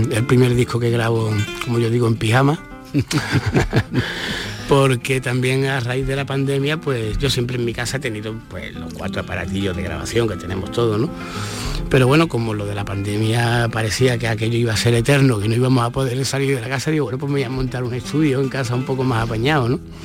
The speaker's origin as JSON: {"language": "Spanish", "town": "Estepona", "region": "Andalusia", "country": "Spain", "tie": "born or raised there", "said": "allí de Estepona, de mi pueblo"}